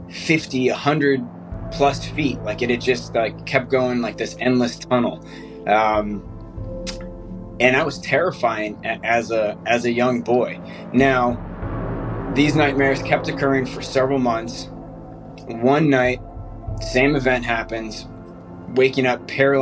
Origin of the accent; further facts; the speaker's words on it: south of Boston, Massachusetts, United States; I grew up in Massachusetts, south of Boston, little, local farm town